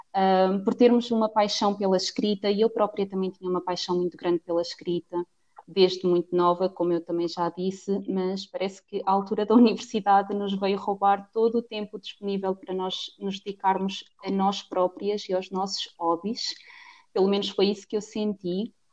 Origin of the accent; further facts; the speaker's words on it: Cantanhede, Centro, Portugal; sou portuguesa, tenho 23 anos e hum, vivo na cidade de Coimbra, no distrito, melhor dizendo, hum, mas a minha cidade mesmo é em Cantanhede